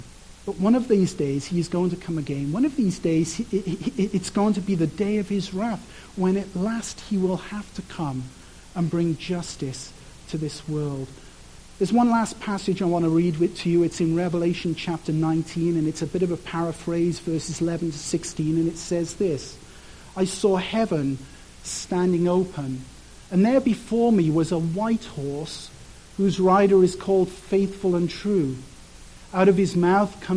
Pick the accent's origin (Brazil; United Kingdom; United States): United Kingdom; Wales; I'm from Wales, and there's like tons of sheep everywhere